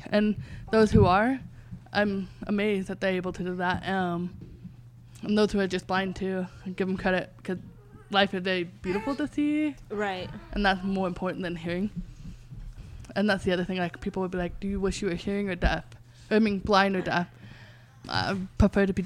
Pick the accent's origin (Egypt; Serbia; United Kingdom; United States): United Kingdom; England; I was telling them I'm from England.